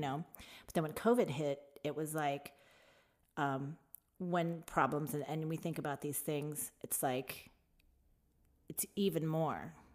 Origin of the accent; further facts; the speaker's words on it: Tucson, Arizona, United States; also born or lived in Phoenix, Arizona; I moved from Tucson to Phoenix